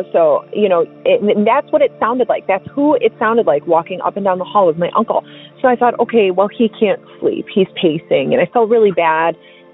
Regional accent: Milwaukee, Wisconsin, United States; moved away as an adult; also born or lived in Fort Hood, Texas; I'm from Milwaukee, Wisconsin

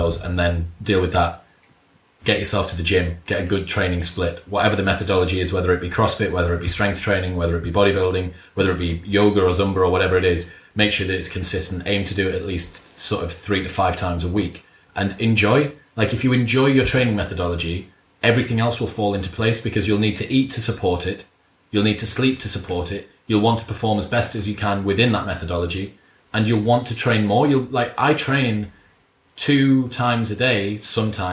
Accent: Middlesbrough, North East England, United Kingdom; My dad's a Macam and I'm from Middlesbrough

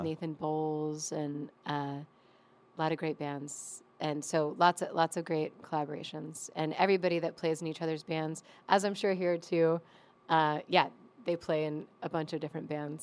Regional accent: Ashland, Virginia, United States; I grew up, like, in the woods outside of Ashland

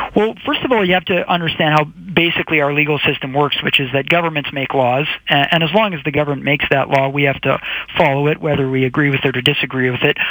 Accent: Canada; as Canadian citizens

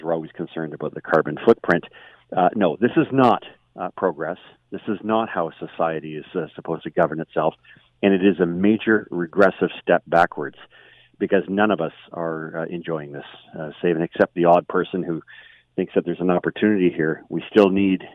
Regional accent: Markham, Ontario, Canada; I grew up in Markham

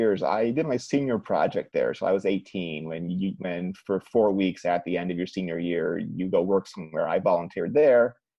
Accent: Cleveland, Ohio, United States; moved away; I'm from Cleveland

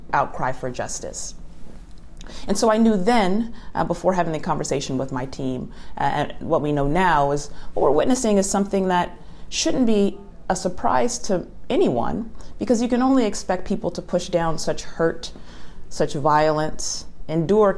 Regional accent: Los Angeles, California, United States; I'm from Los Angeles

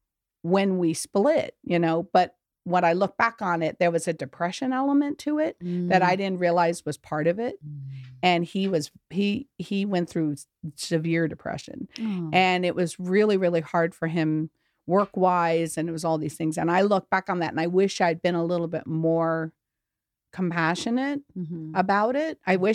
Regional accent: Memphis, Tennessee, United States; born there; And my mother's from Memphis. So okay. I was born in Memphis.

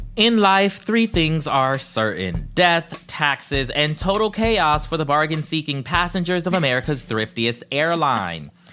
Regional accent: South Carolina, United States; my home state

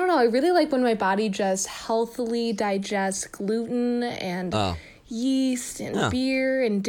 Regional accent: Wisconsin, United States; I am from Wisconsin

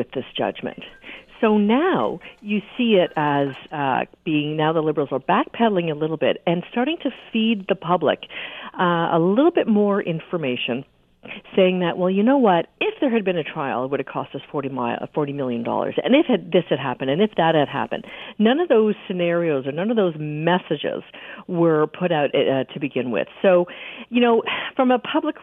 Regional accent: Canada; as a Canadian

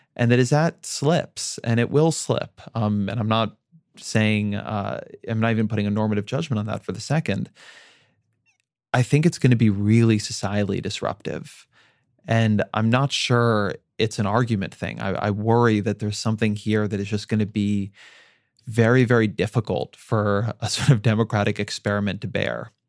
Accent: Orange County, California, United States; my hometown of Orange County

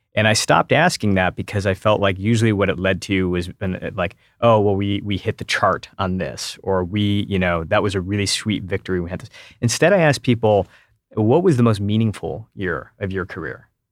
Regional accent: Detroit, Michigan, United States; moved away as an adult; also born or lived in Silicon Valley / San Francisco; I grew up in Metro Detroit

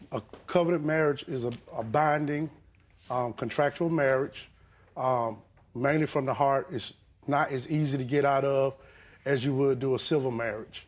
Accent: the South, United States; now in Georgia, United States; I'm old school from the South.

